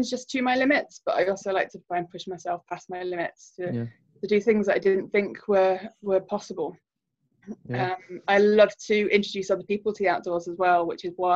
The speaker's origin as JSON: {"language": "English", "town": "Birmingham", "region": "West Midlands", "country": "United Kingdom", "tie": "born or raised there", "also_born_or_lived": "Egypt", "moved": "as an adult", "said": "So growing up in Birmingham"}